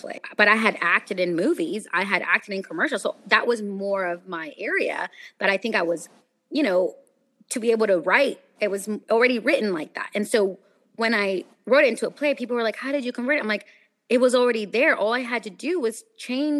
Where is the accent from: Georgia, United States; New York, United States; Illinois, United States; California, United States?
California, United States; Sacramento; moved away as an adult; now in Los Angeles, United States; I interned for the news locally in my hometown in Sacramento